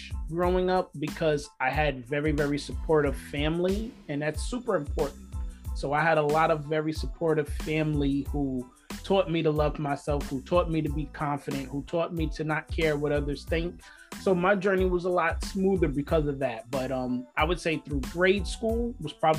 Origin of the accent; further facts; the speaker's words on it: New York, United States; I'm born and raised in New York